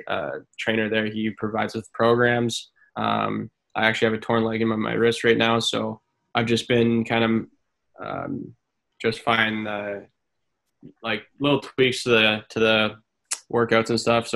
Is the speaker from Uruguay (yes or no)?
no; Canada; this is my home country.